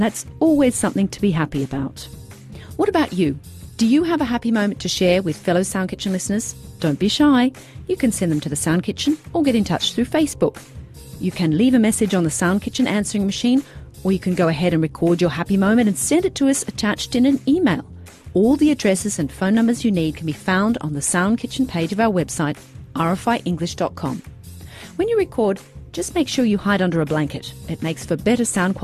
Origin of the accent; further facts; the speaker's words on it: Australia; now in Europe; as an Australian in Europe